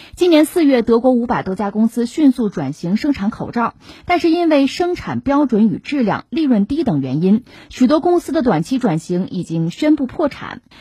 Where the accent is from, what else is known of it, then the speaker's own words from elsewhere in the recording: China; 我们中国人